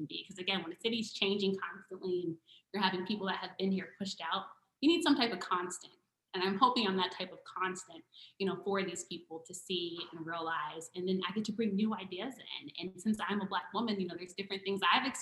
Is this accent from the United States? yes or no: yes; Montgomery County, Maryland, United States; I'm from Montgomery County